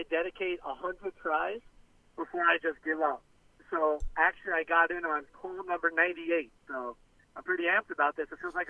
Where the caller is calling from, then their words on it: Florida, United States; Hey, this is … from the Florida Keys.